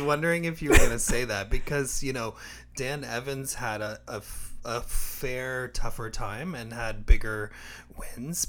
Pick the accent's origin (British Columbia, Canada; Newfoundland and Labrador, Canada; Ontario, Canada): Ontario, Canada; Windsor; now in Toronto, Canada; Windsor, my hometown